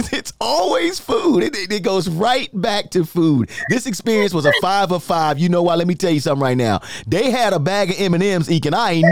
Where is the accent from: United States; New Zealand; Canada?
United States; New York City, New York; now in Florida, United States; Well, I'm growing up in New York.